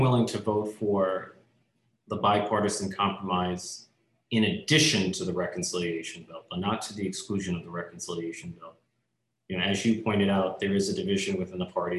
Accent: New York, United States; as a New Yorker

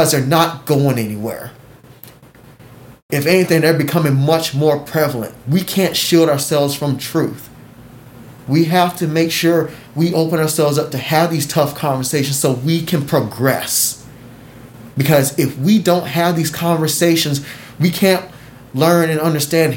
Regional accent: United States; I love being American

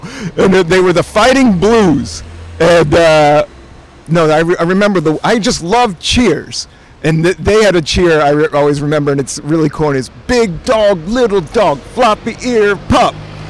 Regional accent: Buena Vista, Virginia, United States; I grew up in the Appalachian Mountains, this small town called Buena Vista, Virginia.

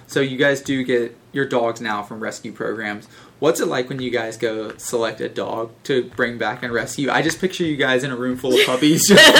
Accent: Kentucky, United States; I'm from Kentucky.

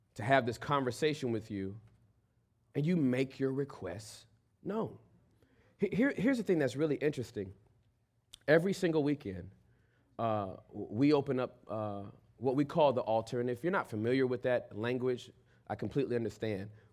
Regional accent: Inglewood, California, United States; I was born and raised in Inglewood, in, in, in the hood. And then we moved out of the hood to the suburbs.

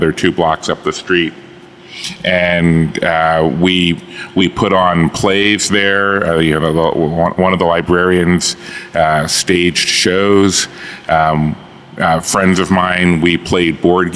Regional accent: Baltimore, Maryland, United States; Born here, raised here, went to school here.

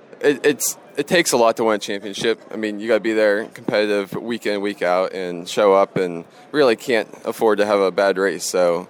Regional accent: Marion Center, Pennsylvania, United States; growing up around Marion Center area and Lernerville

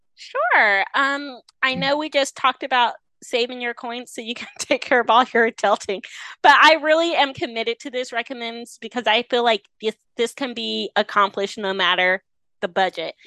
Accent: Rocky Mount, North Carolina, United States; moved away; my hometown of Rocky Mount, North Carolina, a small, nowhere, nothing town

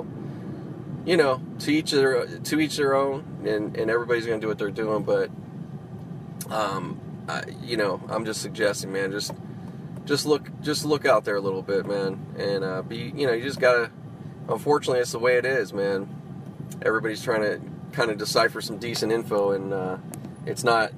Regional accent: Pittsburgh, Pennsylvania, United States; moved away; I grew up out in Pittsburgh

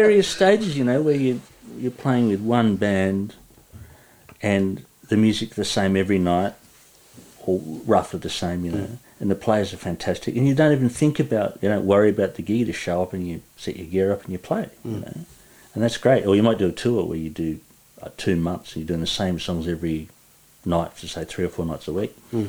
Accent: Sydney, New South Wales, Australia; also born or lived in Perth; It's now apartments. And I lived in Earlwood, you know, sort of inner westish, for about 10 years.

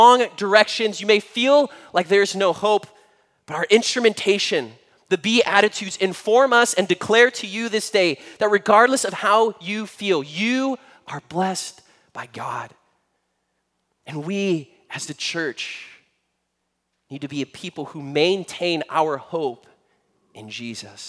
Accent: United States; As an American Christian who's lived a very middle-class, privileged life

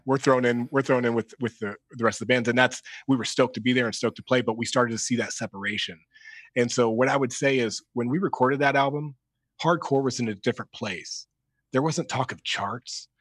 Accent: Dayton, Ohio, United States; we're from Dayton, Ohio.

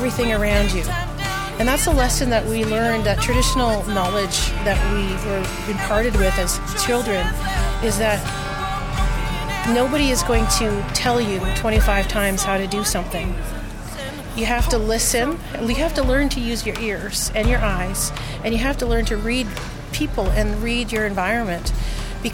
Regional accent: Yukon, Canada; I am from the Yukon Territory

